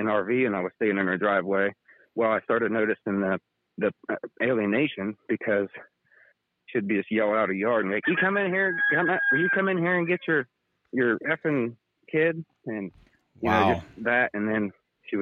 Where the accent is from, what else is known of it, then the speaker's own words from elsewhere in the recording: Ohio, United States; moved away as an adult; now in Indiana, United States; I'm from Ohio